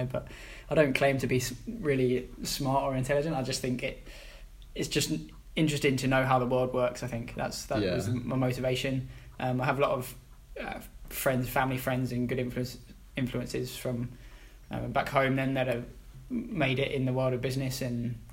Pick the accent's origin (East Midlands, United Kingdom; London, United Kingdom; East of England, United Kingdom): East of England, United Kingdom; Hemel Hempstead; moved away; The town that I was born in is a town called Hemel Hempstead. Mm. Born and raised there.